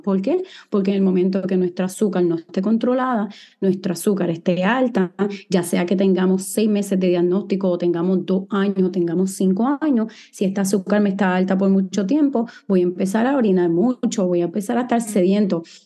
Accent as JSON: {"language": "Spanish", "town": "San Juan", "country": "Puerto Rico", "tie": "born or raised there", "also_born_or_lived": "Guadalajara, Mexico / New York, United States / Los Angeles, United States / Miami, United States", "moved": "as an adult", "said": "Soy boricua, nací aquí en San Juan, Puerto Rico, y viví aquí hasta que tenía, ¿verdad? Hasta que hice mi bachillerato en biología en la Universidad de Río Piedras"}